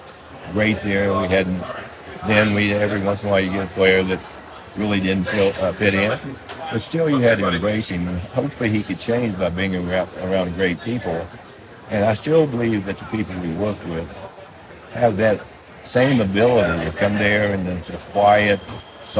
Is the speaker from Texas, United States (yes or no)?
no; West Virginia, United States; moved away as an adult; also born or lived in Los Angeles; I came from West Virginia